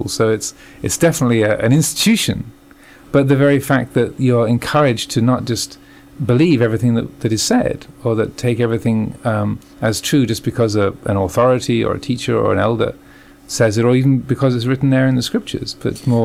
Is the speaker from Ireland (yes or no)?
no; England, United Kingdom; moved away as an adult; also born or lived in United States / Thailand; I was born in England, as you can probably tell from my accent. But I've been living the last 15 years in the States